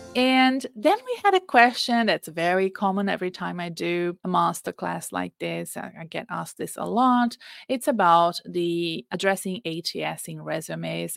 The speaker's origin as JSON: {"language": "English", "country": "Brazil", "moved": "yes", "said": "I'm Brazilian. When I go back to Brazil, I'm often like, oh, I don't know these words or this way of talking"}